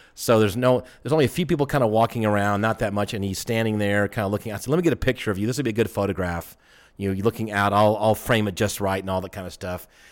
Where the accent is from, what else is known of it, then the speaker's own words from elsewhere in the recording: Atlanta, Georgia, United States; I'm from Atlanta